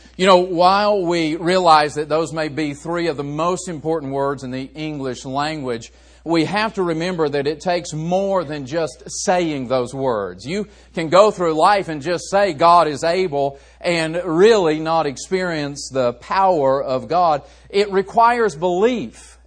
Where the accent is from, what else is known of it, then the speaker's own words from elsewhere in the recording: West Virginia, United States; I grew up in West Virginia